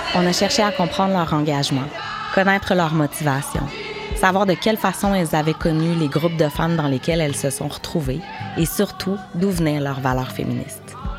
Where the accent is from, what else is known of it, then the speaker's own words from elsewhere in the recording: Baie-Comeau, Quebec, Canada; je suis native de Bécomo sur la côte nord.